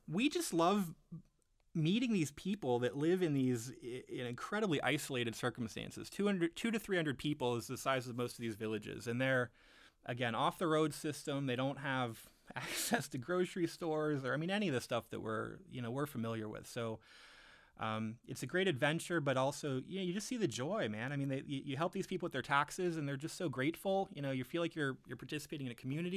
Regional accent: Arlington, Virginia, United States; now in Michigan, United States; I grew up in Arlington, Virginia

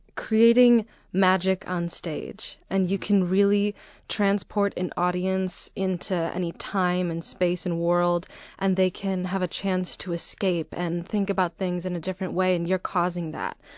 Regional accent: Arlington Heights, Illinois, United States; I grew up in the northwest suburbs of Chicago, a little town called, called Arlington Heights.

